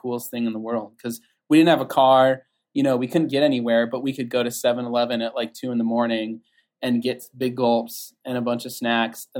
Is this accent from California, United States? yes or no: yes; Southern California, United States; I grew up in Southern California